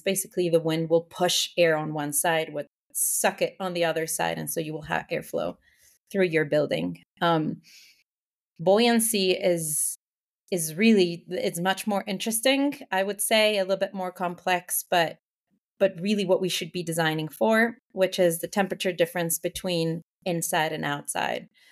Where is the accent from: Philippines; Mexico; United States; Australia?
Mexico; Mexico City; moved away as an adult; also born or lived in Canada; born and raised in Mexico City